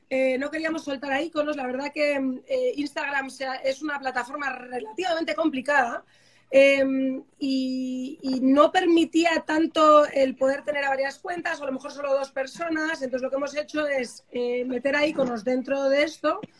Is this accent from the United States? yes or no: yes; United States; como soy americana, le dije a mi madre, fíjate mamá, que no vuelvo, voy a ver si me quedo en Boston